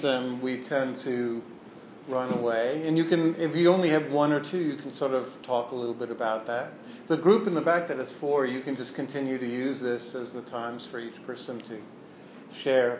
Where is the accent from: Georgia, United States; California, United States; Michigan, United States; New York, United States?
New York, United States; New York City; my growing up on the Lower East Side